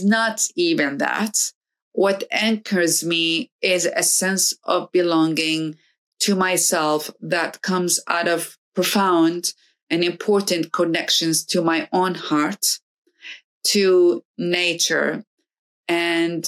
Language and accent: English; Iraq; now in United States; I come to America and I am from another part of the world in Iraq. And then I'm living in America